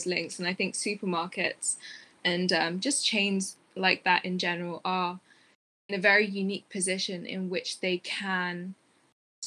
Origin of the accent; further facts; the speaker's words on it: Tigray, Ethiopia; now in United Kingdom; I'm from Ethiopia, in Tigray in Ethiopia